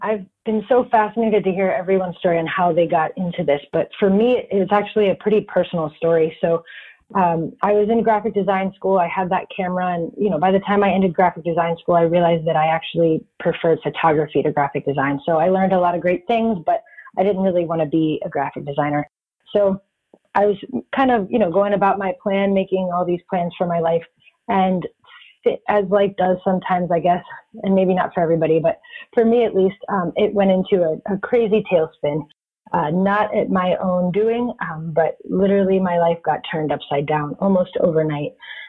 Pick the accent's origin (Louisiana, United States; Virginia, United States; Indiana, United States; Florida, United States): Florida, United States; also born or lived in Texas / Georgia / Washington State / California; I am originally from Florida, but it's kind of hard to say where I'm really from because I've moved so much. I've lived in Texas, Georgia, Washington State, California, and now I live in North Carolina.